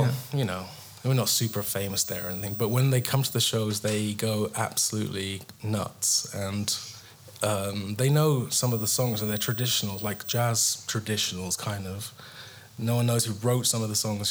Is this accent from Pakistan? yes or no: no; England, United Kingdom; I'm English